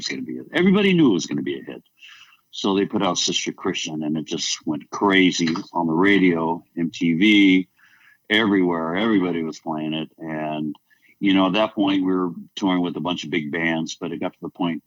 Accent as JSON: {"language": "English", "town": "Alameda", "region": "California", "country": "United States", "tie": "born or raised there", "said": "my hometown next to Alameda, California, where I grew up"}